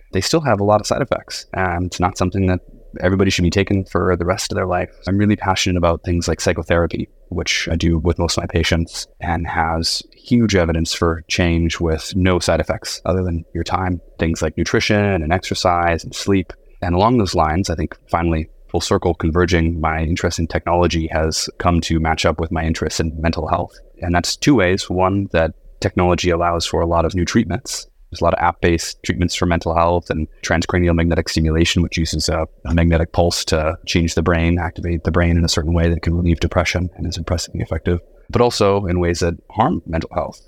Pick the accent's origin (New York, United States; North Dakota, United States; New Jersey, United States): North Dakota, United States; grew up in North Dakota.